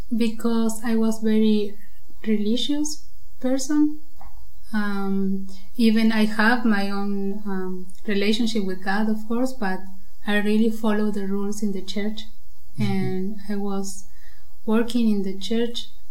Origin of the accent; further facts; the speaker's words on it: Buenos Aires, Argentina; moved away as an adult; now in Germany; I came from Argentina. I'm from Buenos Aires